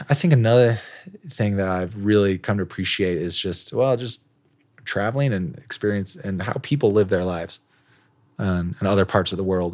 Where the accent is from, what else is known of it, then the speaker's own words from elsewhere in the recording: Elkhart, Indiana, United States; moved away as an adult; also born or lived in China; back to my hometown of Elkhart, Indiana